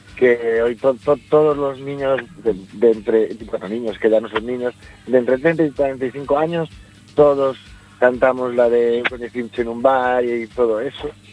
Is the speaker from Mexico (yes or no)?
no; Spain; si me preguntas como español